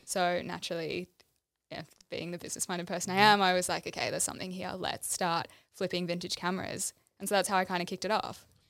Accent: Melbourne, Victoria, Australia; moved away as an adult; now in Gold Coast, Australia; I grew up in Melbourne, went to school here. Two years ago, decided to move to the Gold Coast with my partner

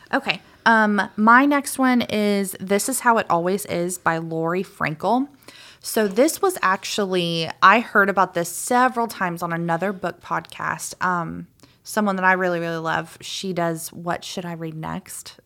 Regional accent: Macon, Georgia, United States; also born or lived in Claxton, Georgia; I lived right out, out, right outside of Macon when I grew up. I was born in Claxton, Georgia

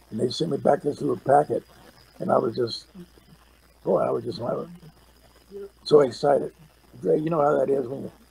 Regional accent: Lockhart, Texas, United States; born there; I was an Air Force kid, so I was all over the country. I was born in Lockhart, Texas

